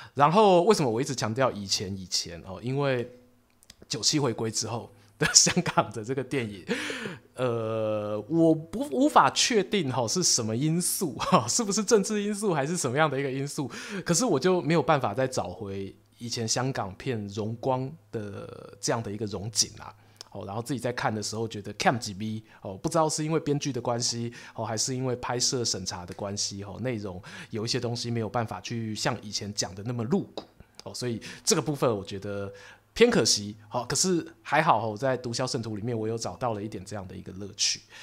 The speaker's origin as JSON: {"language": "Chinese", "country": "Taiwan", "said": "我们台湾人"}